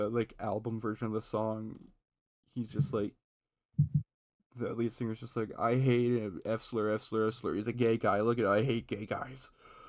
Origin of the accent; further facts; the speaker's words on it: United States; as a American kid